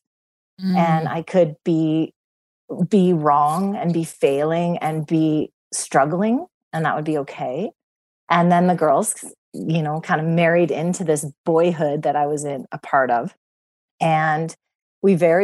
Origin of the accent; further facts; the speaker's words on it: Cranbrook, British Columbia, Canada; I grew up in Cranbrook, a small town in Canada